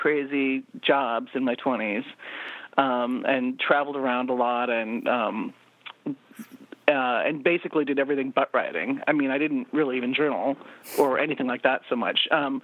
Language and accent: English; Montana, United States; But I grew up in Montana